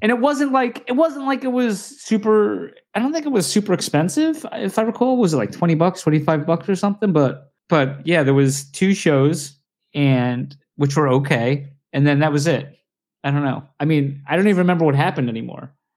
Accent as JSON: {"language": "English", "country": "United States", "said": "I'm American"}